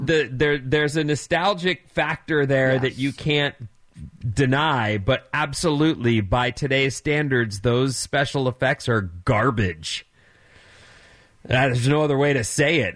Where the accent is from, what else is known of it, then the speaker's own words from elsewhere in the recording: Orange County, California, United States; I grew up in Orange County